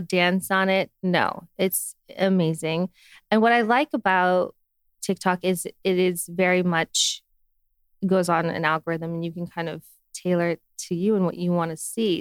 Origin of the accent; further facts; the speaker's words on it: Utah, United States; I'm from Utah